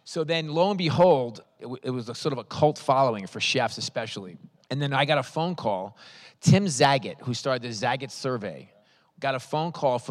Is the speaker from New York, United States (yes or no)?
yes; New York City, New York, United States; I grew up in Manhattan, New York City.